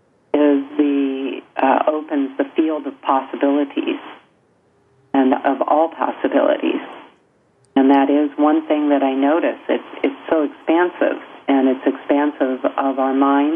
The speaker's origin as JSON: {"language": "English", "town": "Encinitas", "region": "California", "country": "United States", "tie": "born or raised there", "said": "I grew up in Encinitas, California"}